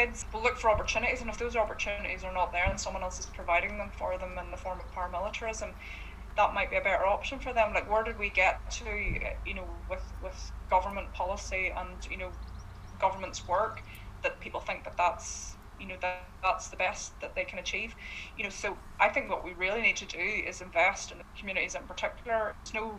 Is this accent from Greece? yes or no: no; Corrie, Northern Ireland, United Kingdom; now in Castlerock, United Kingdom; And I'm 34, And you know, I was raised and lived in Corrie all my life, and I now live out in Castle Rock.